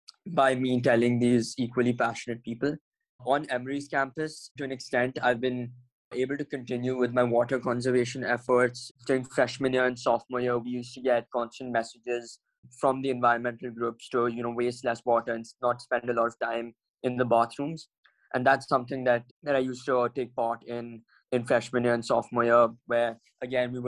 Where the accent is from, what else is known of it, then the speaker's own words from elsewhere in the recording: New Delhi, Delhi, India; moved away as an adult; I'm originally from New Delhi, India